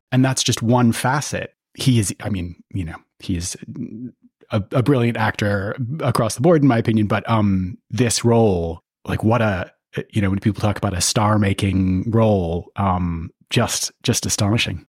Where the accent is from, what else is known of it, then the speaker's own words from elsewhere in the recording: United States; I grew up in the States and started going to the U K when, you know, as a, a teenager